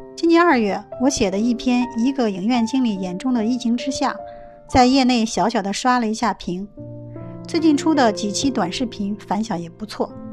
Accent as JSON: {"language": "Chinese", "town": "Heze", "region": "Shandong", "country": "China", "tie": "born or raised there", "said": "我们老家菏泽是四省交界之地，当地文艺气氛非常浓"}